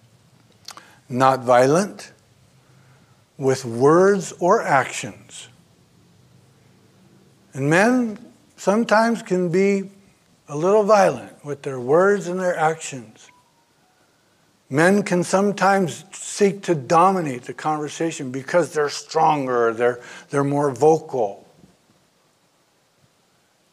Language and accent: English; Oakland, California, United States; moved away; Born and raised in Oakland